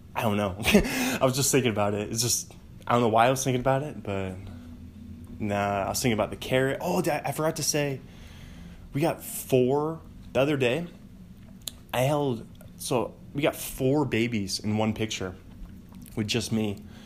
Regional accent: Bothell, Washington, United States; also born or lived in Pullman, Washington; the home I grew up in in Bothell, our home, my, the only home I ever new

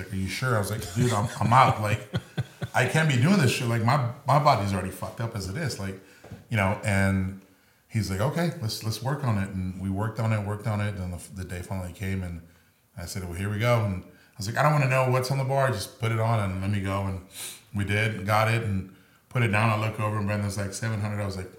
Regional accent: Mexico; born there; I was born in Mexico.

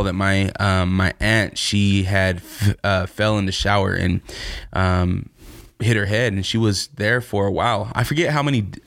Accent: Portland, Oregon, United States; moved away; when I first moved to Portland, I was on the northeast side, right off of Killingsworth. I went to Clarendon Elementary. I was raised in the Villa Projects right there

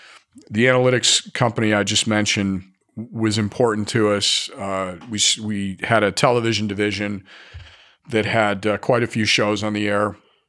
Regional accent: Scotland, United Kingdom; And I'm Scottish, so our symbol was a Celtic knot

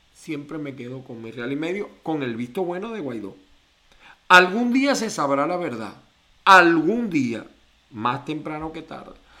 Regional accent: Venezuela; como venezolano

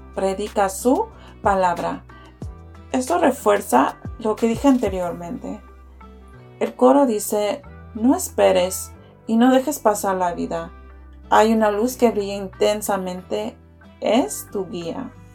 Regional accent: Houston, Texas, United States; he vivido en Houston toda mi vida

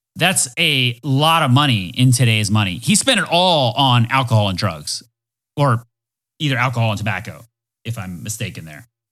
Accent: Florida, United States; I'm from Florida

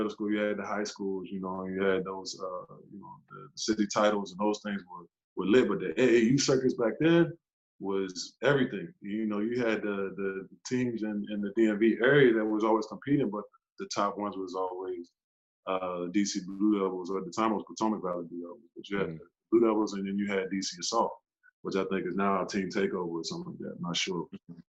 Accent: Turkey; born there; also born or lived in Nebraska / Germany; my older sister was born in California. I was born in Turkey. I don't remember much of it, you know, because I was a baby when we left.

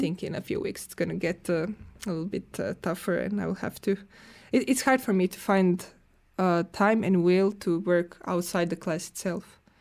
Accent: Croatia; now in Finland; I'm coming from Croatia

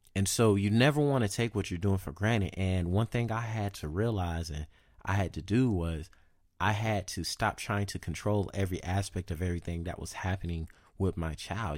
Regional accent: the South, United States; moved away; also born or lived in California; I'm from the South

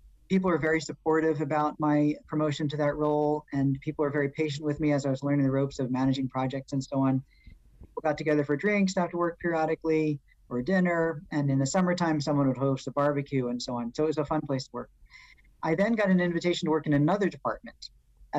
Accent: New York City, New York, United States; being a New Yorker

